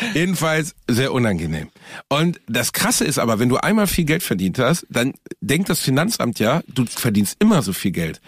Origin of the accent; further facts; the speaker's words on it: Gelsenkirchen, North Rhine-Westphalia, Germany; in Gelsenkirchen-Rothausen, wo ich herkomme